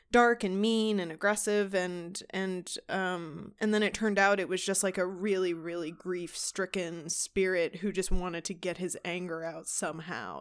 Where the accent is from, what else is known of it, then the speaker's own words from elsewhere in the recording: Houston, Texas, United States; we are from Texas